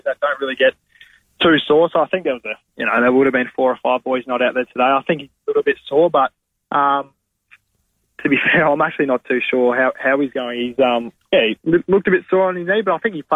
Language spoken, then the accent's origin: English; South Australia, Australia; Growing up in South Australia